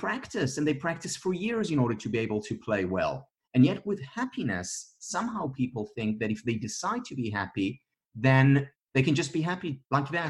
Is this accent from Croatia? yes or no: no; Israel; I'm from Israel.